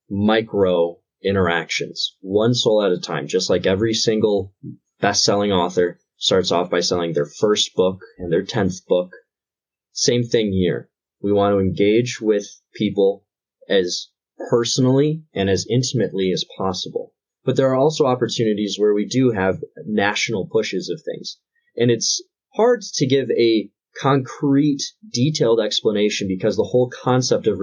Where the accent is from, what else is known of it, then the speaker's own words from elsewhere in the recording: Detroit, Michigan, United States; Born and raised in the Metro Detroit area of Michigan